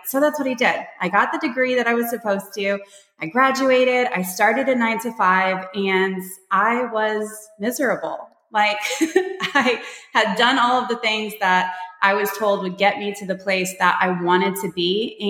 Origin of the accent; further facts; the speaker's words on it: Michigan, United States; also born or lived in Panama; now in Texas, United States; I'm originally from Michigan. I've moved all over the place. I live in Texas now. I moved here from Panama.